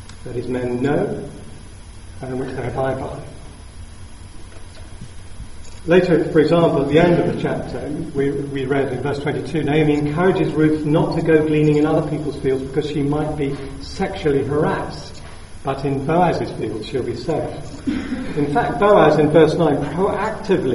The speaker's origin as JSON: {"language": "English", "region": "South of England", "country": "United Kingdom", "said": "being Southern English people"}